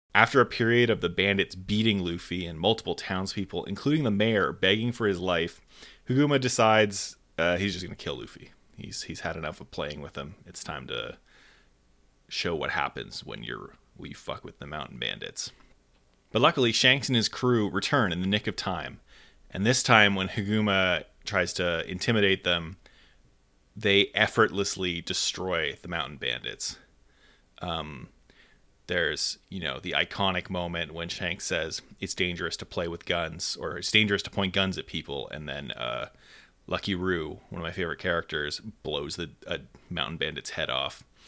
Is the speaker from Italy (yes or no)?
no; Canada; I am Canadian